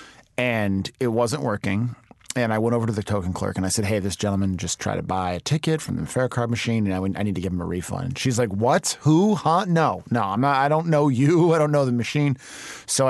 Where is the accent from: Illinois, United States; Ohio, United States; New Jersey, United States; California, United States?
Illinois, United States; Chicago; I grew up in the city, and when you grow up in Chicago, you know every single suburb